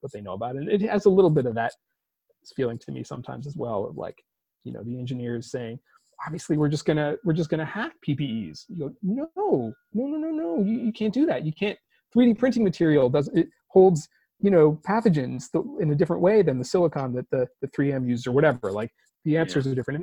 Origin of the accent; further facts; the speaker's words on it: California, United States; I'm a Californian by birth and upbringing